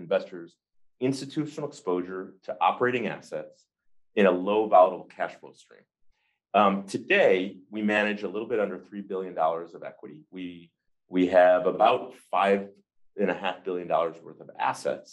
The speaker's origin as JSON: {"language": "English", "area": "just outside of Detroit", "region": "Michigan", "country": "United States", "tie": "born or raised there", "said": "I grew up in Michigan, just outside of Detroit"}